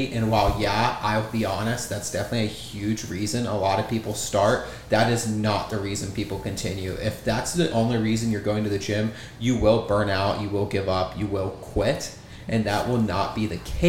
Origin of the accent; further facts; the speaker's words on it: Goshen, Ohio, United States; So I am from Ohio, a little town, Goshen, out of Cincinnati, Ohio, southern Ohio. And growing up there